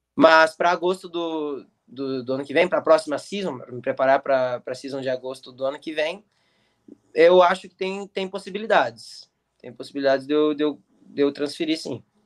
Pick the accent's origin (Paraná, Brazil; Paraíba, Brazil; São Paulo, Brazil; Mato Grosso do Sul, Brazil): Paraná, Brazil; Curitiba; moved away as an adult; now in United States; comecei lá, fiz minha base, minha base de, de futebol inteira lá. É, fiquei lá dos meus 9 aos 15 anos